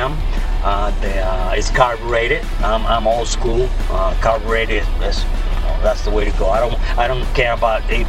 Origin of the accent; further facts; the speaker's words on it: Puerto Rico; moved away as an adult; now in Texas, United States; I am originally born and raised in Puerto Rico, USA. I was born and raised there, and at 19, 18 years old, I joined the Army